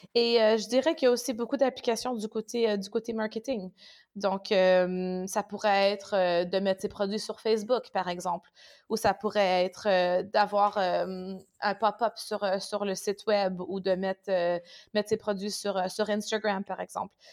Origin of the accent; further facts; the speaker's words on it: Canada; also born or lived in France; now in Düsseldorf, Germany; je suis canadienne, donc j'habite à Düsseldorf.